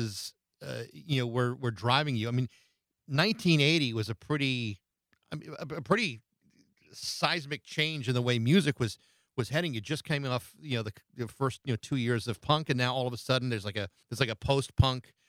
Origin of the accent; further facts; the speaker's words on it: Massachusetts, United States; my hometown in Massachusetts